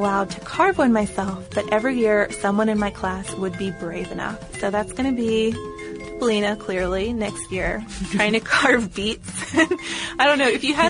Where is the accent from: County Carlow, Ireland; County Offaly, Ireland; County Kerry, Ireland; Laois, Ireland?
County Carlow, Ireland; Carlow; Where I grew up in Ireland, one of the main crops was sugar beet. In Carlowtown, there was a big sugar factory that only closed down a few years ago